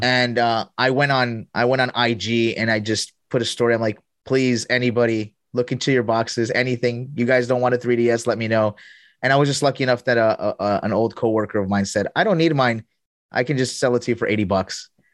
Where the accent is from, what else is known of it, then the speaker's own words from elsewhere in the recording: Colombia; moved away; also born or lived in here (unspecified, likely US); I grew up half of my life here, and my other half, I grew up in Colombia